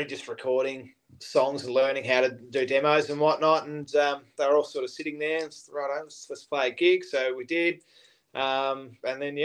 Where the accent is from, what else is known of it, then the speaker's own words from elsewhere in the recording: Launceston, Tasmania, Australia; we're actually from Launceston